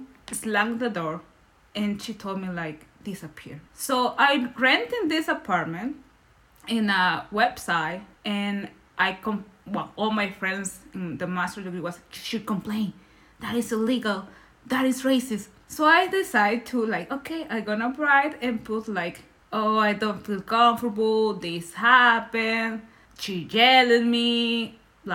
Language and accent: English; Nicaragua; first language Spanish; English is a second language; moved away as an adult; now in Berlin, Germany; I'm from Nicaragua, that is Central America.